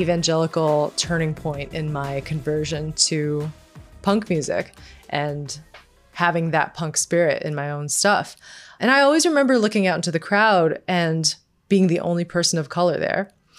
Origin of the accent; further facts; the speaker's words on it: Scottsdale, Arizona, United States; I grew up in Scottsdale, Arizona, going to emo and punk shows.